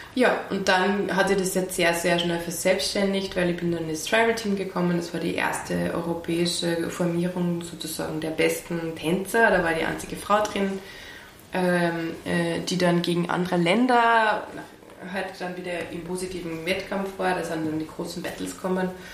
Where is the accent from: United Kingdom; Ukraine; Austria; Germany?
Austria; Pasching, Upper Austria; also born or lived in Wels / Traun / Linz; also in Oberösterreich in Langers für den Pasching aufgewachsen